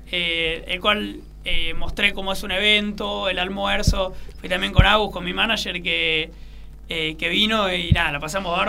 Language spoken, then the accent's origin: Spanish; Buenos Aires, Argentina; Sí, de la capital federal. y mucho tiempo en Belgrano, en Puerto Madero, eh, en Palermo.